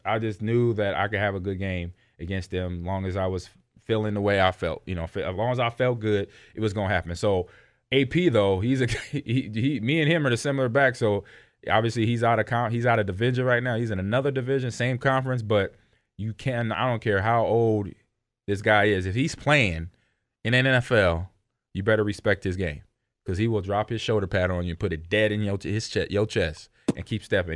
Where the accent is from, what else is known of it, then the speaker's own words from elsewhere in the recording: Nebraska, United States; moved away; I grew up in the Midwest. I'm a Nebraska kid